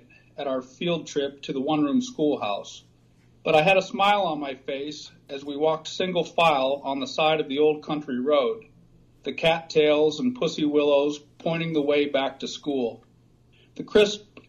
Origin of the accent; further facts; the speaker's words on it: Grand Haven, Michigan, United States; moved away as an adult; now in Pittsburgh, United States; I grew up in Michigan on Lake Michigan in a small town called Grand Haven